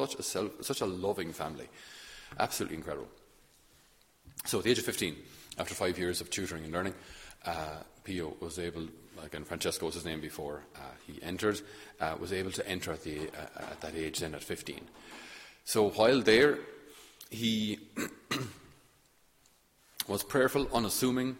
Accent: Thurles, Munster, Ireland; I'm from Thurles in Tipperary

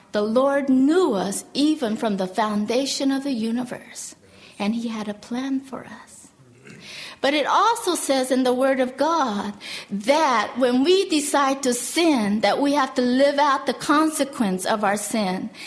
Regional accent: South Korea; moved away; I was born in Korea and uh, I was born right after the Korean War

